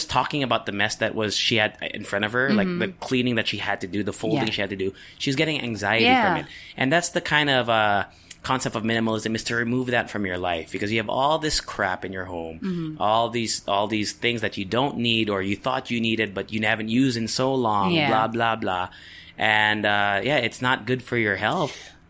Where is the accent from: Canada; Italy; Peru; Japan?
Japan; Because I grew up in Japan, right?